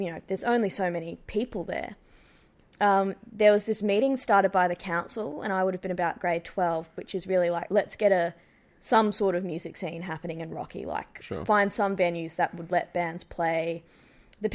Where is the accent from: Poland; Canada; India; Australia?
Australia; Rockhampton, Queensland; now in Melbourne, Australia; I'm from Central Queensland